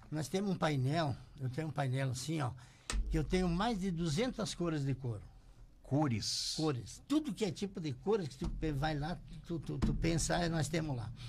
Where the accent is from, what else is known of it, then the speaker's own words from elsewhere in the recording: Charrua, Rio Grande do Sul, Brazil; now in Passo Fundo, Brazil; eu nasci em Charrua, Getúlio Vargas.